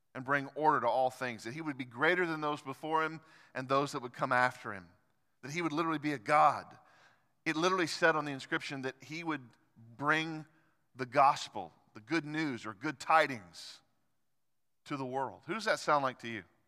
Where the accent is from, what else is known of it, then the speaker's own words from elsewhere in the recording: United States; as American Christians